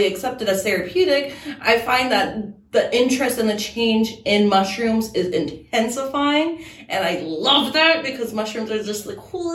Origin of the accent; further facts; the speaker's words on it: Germany; now in Oklahoma, United States; I'm actually from Germany, born and raised